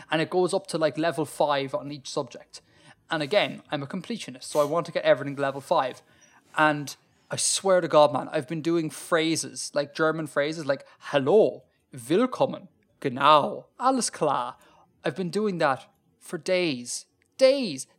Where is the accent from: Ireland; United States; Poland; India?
Ireland; as an Irish person